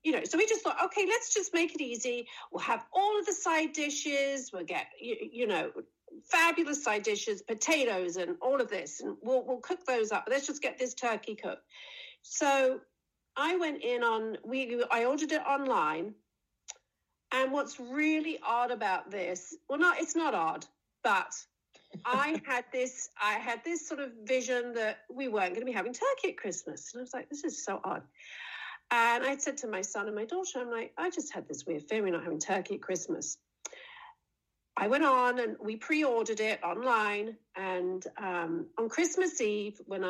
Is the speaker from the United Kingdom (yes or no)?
yes; England, United Kingdom; now in United States; I'm English